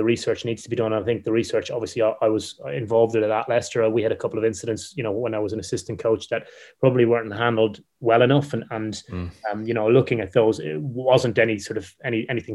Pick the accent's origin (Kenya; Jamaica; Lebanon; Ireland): Ireland; I'm Irish